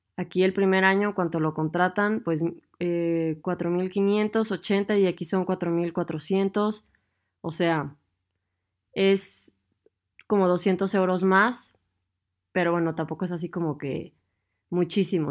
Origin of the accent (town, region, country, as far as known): Mexico; moved away as an adult; now in Germany